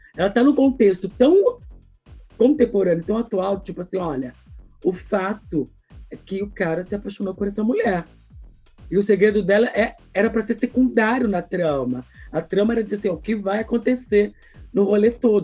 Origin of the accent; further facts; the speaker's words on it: ABC region, São Paulo, Brazil; eu sou aqui do ABC, que é uma fonte desse povo